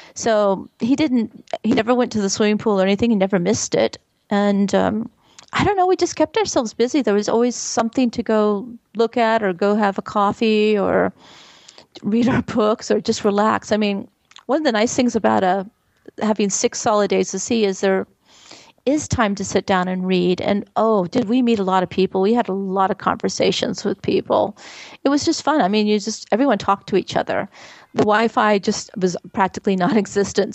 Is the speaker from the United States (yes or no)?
yes; Texas, United States; We're from Texas